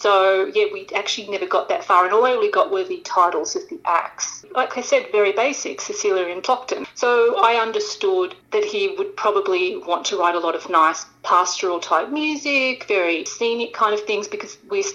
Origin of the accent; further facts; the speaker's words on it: Sydney, New South Wales, Australia; moved away as an adult; now in Los Angeles, United States; I'm originally from Sydney, Australia, and I moved to Los Angeles